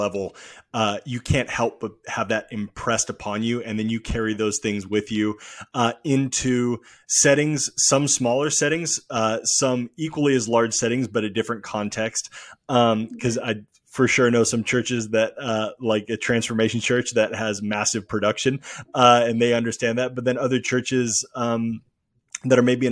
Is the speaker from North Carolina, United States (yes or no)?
no; Oregon, United States; moved away as an adult; now in Los Angeles, United States; growing up in Oregon, we don't have a professional team